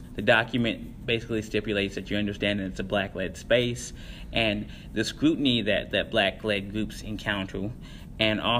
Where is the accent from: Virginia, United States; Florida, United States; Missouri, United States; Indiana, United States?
Indiana, United States; Columbus; also born or lived in Seymour, Indiana; now in Bloomington, United States; I am from Indiana. I was born in Columbus, Indiana. I started high school there, graduated from Seymour, Indiana.